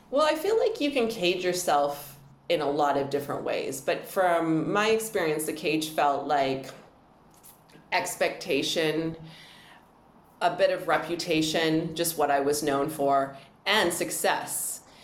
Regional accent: Edmonton, Alberta, Canada; now in Vancouver, Canada; I grew up in Edmonton

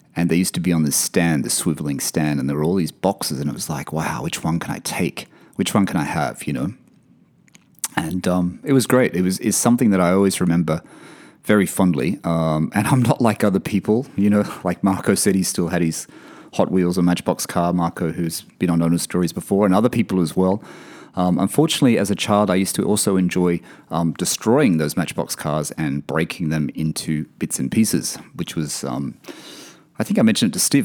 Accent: Wyong, New South Wales, Australia; born or raised there; also born or lived in Sydney / Blayney / Elizabeth Bay, Sydney

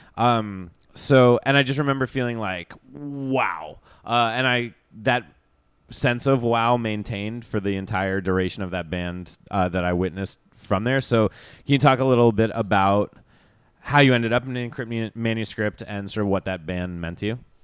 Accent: Vermont, United States; I grew up in Vermont where people go on, like, ski trips

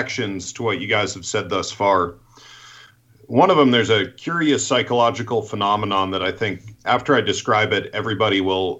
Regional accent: Rhode Island, United States; moved away; I'm from Rhode Island originally, and in Rhode Island and Massachusetts, it's a very Catholic area

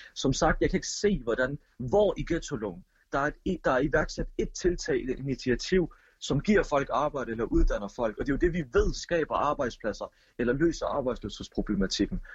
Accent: Odense, Southern Denmark, Denmark; Jeg er jo som sagt født og opvokset i Voldsmose

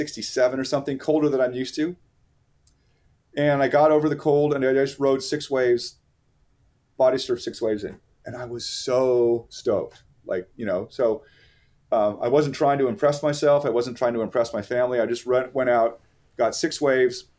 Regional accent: Manhattan Beach, California, United States; moved away; I'm down there in my hometown, Manhattan Beach

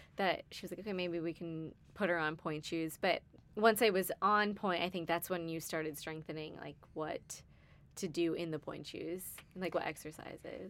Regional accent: Cape Cod, Massachusetts, United States; I grew up on Cape Cod, Massachusetts

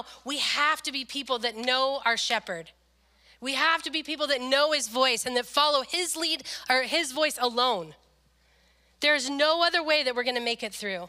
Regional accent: Le Grand, United States; moved away as an adult; when I moved here from Le Grand

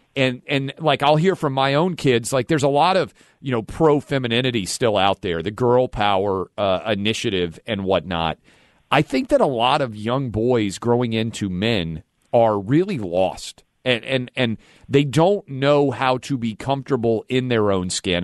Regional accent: Nashville, Tennessee, United States; in Nashville, my hometown

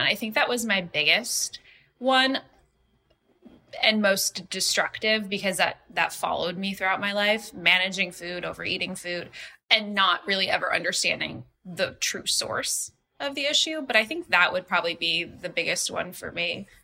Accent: Los Angeles, California, United States; I grew up in Los Angeles. I grew up in Hancock Park

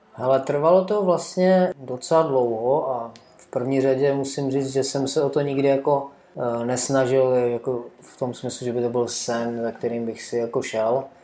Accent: Czechia; já pocházím z Beskyt a tam Eh, máme takovou sjezdovku lokální, jo, eh, kde vždycky, ještě dřív, než já jsem lyžoval, tak se jezdilo mimo, mimo sjezdovku lesem, jo, kolem toho vleku a tak dále. A já jsem tam pak jezdil prostě s rodičem jako malé dítě

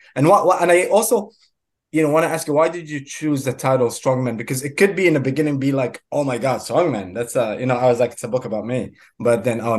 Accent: Kuwait; moved away; I was born in Kuwait, and I grew up. I left Kuwait in the Saddam Hussein.

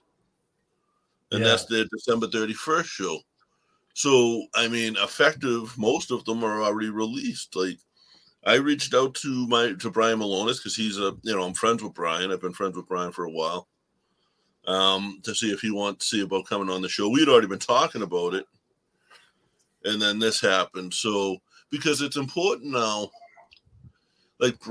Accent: Boston, Massachusetts, United States; accent: Boston; my Boston accent gets so damn thick.

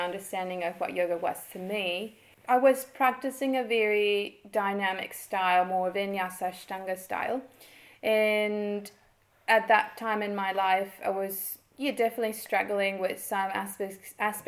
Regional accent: Mexico; moved away as an adult; now in New Zealand; I am from Mexico. I grew up there.

